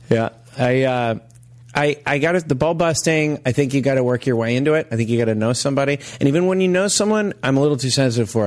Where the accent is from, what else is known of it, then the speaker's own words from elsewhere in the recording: California, United States; I'm from California, and I'm not a. I'm maybe too sensitive.